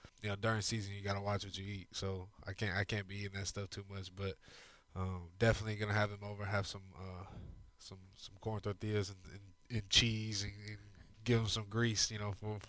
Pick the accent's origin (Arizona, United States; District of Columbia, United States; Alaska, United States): Arizona, United States; moved away as an adult; also born or lived in New Mexico; now in Houston, United States; I grew up in Arizona